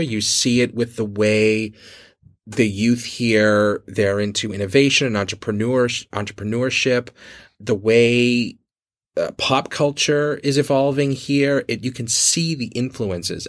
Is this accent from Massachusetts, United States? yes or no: yes; Boston, Massachusetts, United States; now in Beijing, China; my hometown of Boston